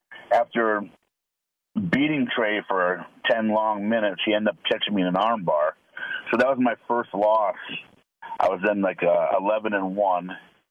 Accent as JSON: {"language": "English", "town": "Cleveland", "region": "Ohio", "country": "United States", "said": "I'm from the Cleveland area, so I'm an Ohio boy."}